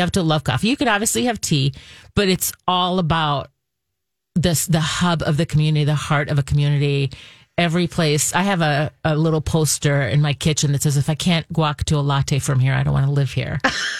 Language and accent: English; Israel; now in Minnesota, United States; I'm not from here. And so I'm fascinated by the And where are you from? I'm from Israel.